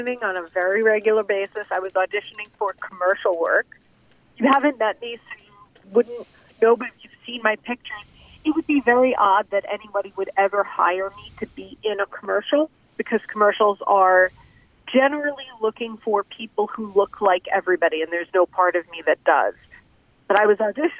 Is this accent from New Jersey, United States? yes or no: yes; New Jersey, United States; I'm from New Jersey. I started out doing comedy in Jersey bars